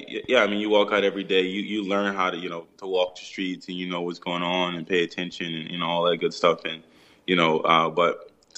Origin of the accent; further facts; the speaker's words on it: Philadelphia, Pennsylvania, United States; growing up in Philly for me, it was a challenge.